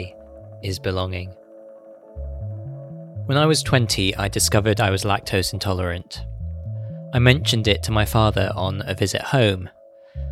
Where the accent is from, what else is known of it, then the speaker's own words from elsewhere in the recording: United Kingdom; My South Asian mother described me as black British